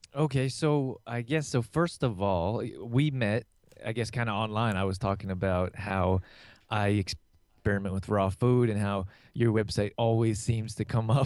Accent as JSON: {"language": "English", "country": "Canada", "tie": "born or raised there", "also_born_or_lived": "California", "moved": "as an adult", "said": "I grew up here in Canada"}